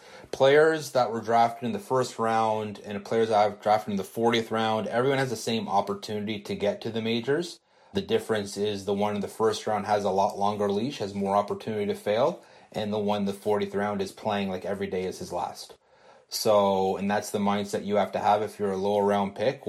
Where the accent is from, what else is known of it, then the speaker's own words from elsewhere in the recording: Canada; I'm Canadian